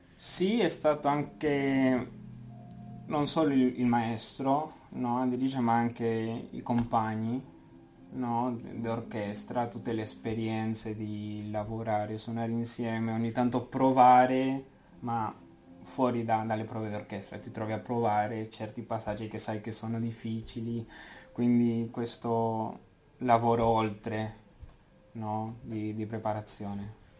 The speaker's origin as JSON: {"language": "Italian", "country": "Argentina", "also_born_or_lived": "Buenos Aires", "moved": "as an adult", "lives_now": "Switzerland", "said": "vengo dall'Argentina"}